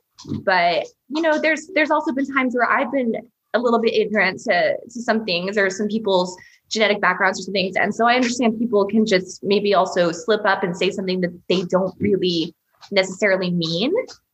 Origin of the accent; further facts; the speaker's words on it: Russia; born there; And I was like, well, I was born in Russia, and my dad is Persian.